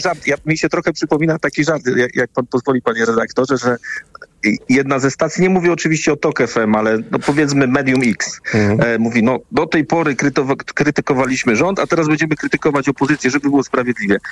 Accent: West Pomeranian Voivodeship, Poland; Pochodzę z, e, z województwa, e, w którym oprócz turystyki, oprócz gospodarki morskiej

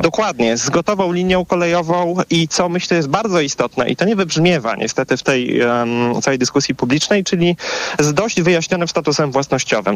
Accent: Warsaw, Masovian Voivodeship, Poland; ja sam zresztą jestem osobą z Warszawy

